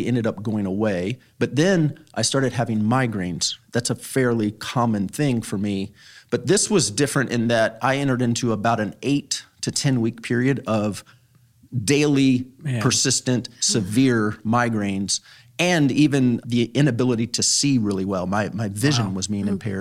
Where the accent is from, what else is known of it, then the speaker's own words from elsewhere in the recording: Northern Virginia, United States; moved away as an adult; also born or lived in Mexico / Spain / Morocco / Tunisia; now in Oklahoma, United States; I grew up in Northern Virginia in the DC area